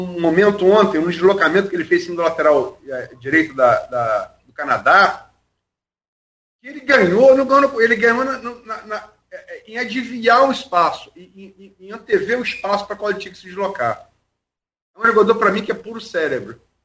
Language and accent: Portuguese; Brazil; Sou brasileiro